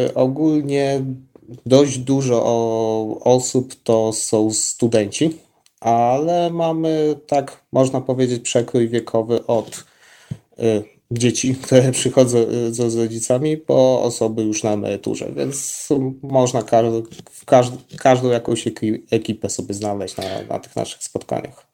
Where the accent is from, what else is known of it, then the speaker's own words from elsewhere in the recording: Zamość, Lublin Voivodeship, Poland; u nas w Zamościu